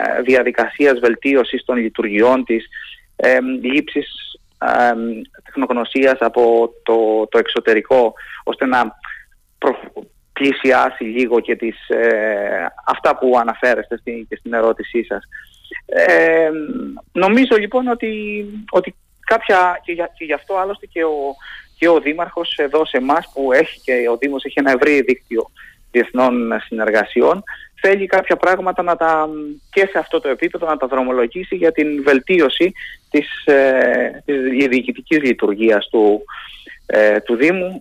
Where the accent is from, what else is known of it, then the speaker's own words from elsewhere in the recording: Heraklion, Crete, Greece; now in Athens, Greece; καταγόμαστε από το Ηράκλειο και το επισκεπτόμαστε